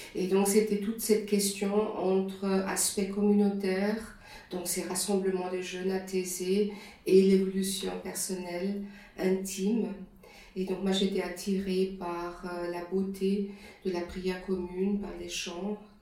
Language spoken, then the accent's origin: French; Germany; accent: German; French is a second language; moved away as an adult; also born or lived in Switzerland; now in Lausanne, Switzerland; je suis allemande d'origine et je viens d'une région qui, est, qui était à cette époque-là, les années 60-70, euh, une région extrêmement homogène sur le plan religieux